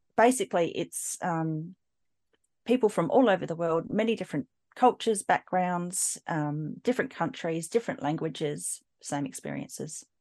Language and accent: English; Adelaide, South Australia, Australia; I grew up in South Australia, in Adelaide